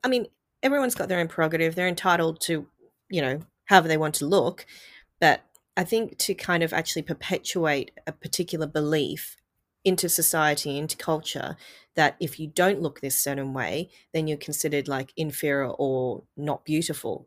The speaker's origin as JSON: {"language": "English", "country": "Australia", "tie": "born or raised there", "said": "I'm Asian growing up in Australia as a child"}